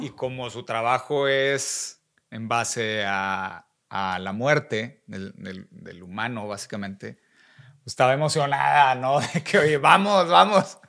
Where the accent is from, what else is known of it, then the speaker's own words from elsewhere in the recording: Monterrey, Nuevo León, Mexico; also born or lived in San Pedro Garza García; crecí y nací en Monterrey